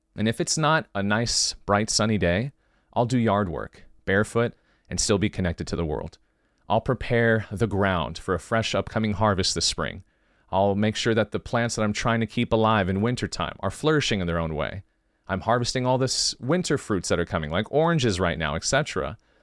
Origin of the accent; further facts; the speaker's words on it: California, United States; I'm from California, born and raised